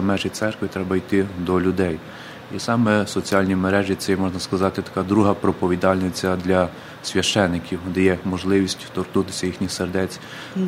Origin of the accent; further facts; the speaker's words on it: Krasnosiltsi, Ternopil Oblast, Ukraine; Е, це Тернопільська область, ага. Збаразький район, село Красносільці